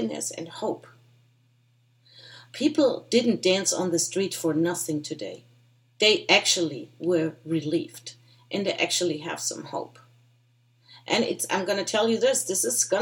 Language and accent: English; Germany; now in United States; I was born and raised in Germany